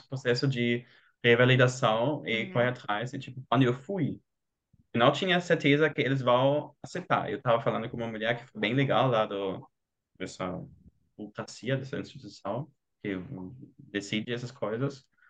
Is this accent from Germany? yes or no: yes; Germany; Portuguese is a second language; eu sou alemão